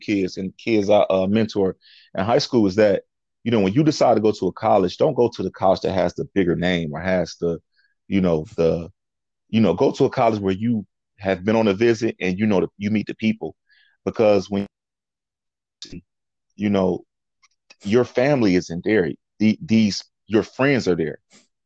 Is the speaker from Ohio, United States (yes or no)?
yes; Toledo, Ohio, United States; I'm from the city. I'm from Avondale. I'm from the south side of Toledo.